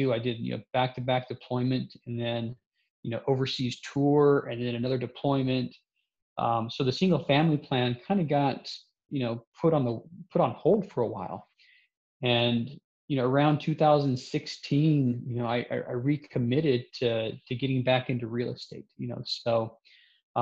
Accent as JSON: {"language": "English", "town": "Salt Lake City", "region": "Utah", "country": "United States", "tie": "born or raised there", "said": "I grew up in Salt Lake City"}